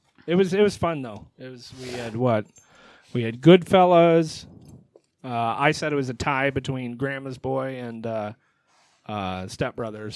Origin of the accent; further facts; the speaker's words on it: Michigan, United States; See, we're up from Michigan.